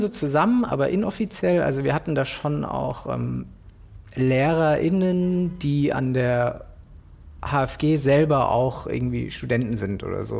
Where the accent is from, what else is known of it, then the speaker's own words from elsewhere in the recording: Frankfurt, Hesse, Germany; now in Berlin, Germany; Äh, Frankfurt Stadt. Mhm. Also ich bin auch in so, einem, in so einem Ghetto auch groß geworden